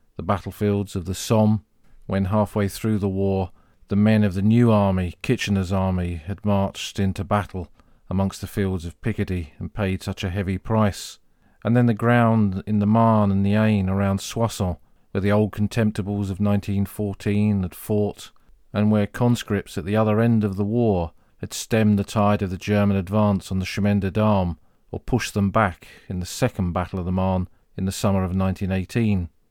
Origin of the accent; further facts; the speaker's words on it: Crawley, South East England, United Kingdom; moved away; Where I grew up in Crawley in Sussex, Crawley was a new town